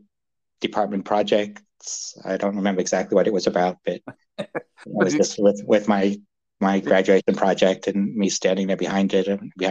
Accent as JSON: {"language": "English", "country": "United States", "tie": "born or raised there", "also_born_or_lived": "United Kingdom", "said": "Well, okay, so I was actually born in the UK, but I grew up listening to stories from my dad and his brother about, you know, throwing Molotov cocktails on Russian tanks in Budapest, you know, during 56. So that was, you know, moved to the States when I was five"}